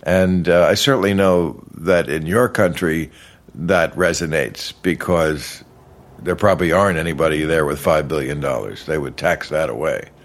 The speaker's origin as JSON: {"language": "English", "region": "New Jersey", "country": "United States", "tie": "born or raised there", "also_born_or_lived": "New York City", "said": "I grew up across the river in New Jersey."}